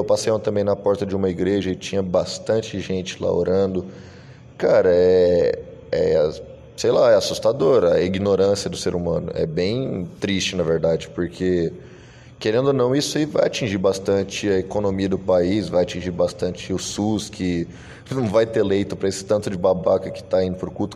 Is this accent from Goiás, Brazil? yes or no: yes; Goiânia, Goiás, Brazil; also born or lived in Santa Catarina; eu sou natural de Goiânia, Goiás, e estava morando em Santa Catarina